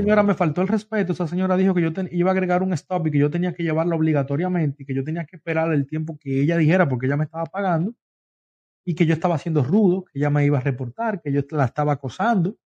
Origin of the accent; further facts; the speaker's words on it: Dominican Republic; also born or lived in Long Island, New York; now in United States; Yo soy dominicano, Luis, de República Dominicana.